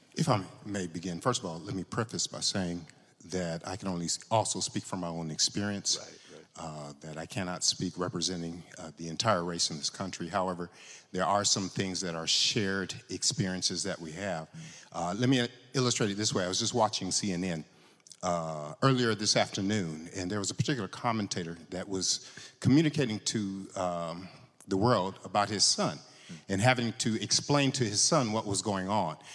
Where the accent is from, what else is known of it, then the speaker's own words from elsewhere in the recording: California, United States; I grew up in California